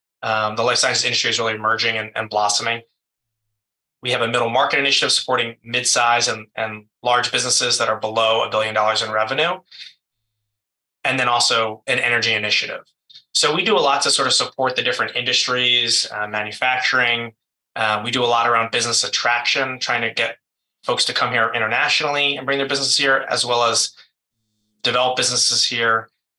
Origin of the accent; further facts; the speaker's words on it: Philadelphia, Pennsylvania, United States; moved away as an adult; growing up in a big city like Philly, I grew up in South Philly.